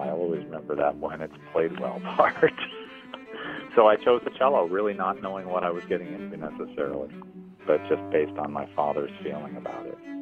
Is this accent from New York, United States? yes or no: yes; Binghamton, New York, United States; moved away as an adult; also born or lived in Endwell, New York / Vestal, New York; now in Montreal, Canada; I live in Montreal, Canada, and I was born and raised in the Triple Cities